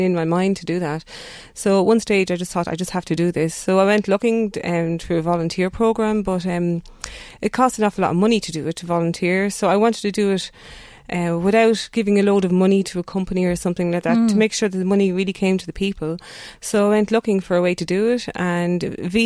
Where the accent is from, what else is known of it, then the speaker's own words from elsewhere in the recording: Duleek, County Meath, Ireland; moved away as an adult; also born or lived in Drogheda / Athlone; now in Netherlands; I grew up in Duleek, Station Road